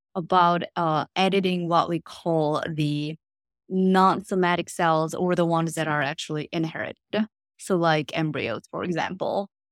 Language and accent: English; South Korea; moved away as an adult; also born or lived in Princeton, United States; now in United States; I am originally from Korea, but I came here to the States to study in college